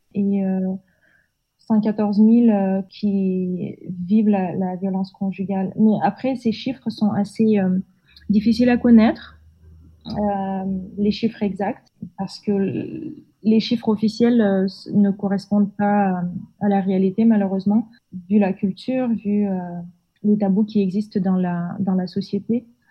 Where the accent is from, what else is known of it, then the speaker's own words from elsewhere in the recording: Almaty, Kazakhstan; also born or lived in Marseille, France / Lille, France; je suis née euh, et j'ai grandi au Kazakhstan, dans le euh, sud-est, euh, dans la ville d'Almaty